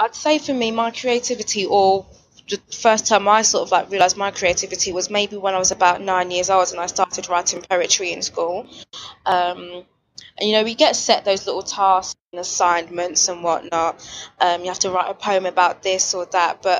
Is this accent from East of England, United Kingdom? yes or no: no; London, United Kingdom; I was born and raised here in London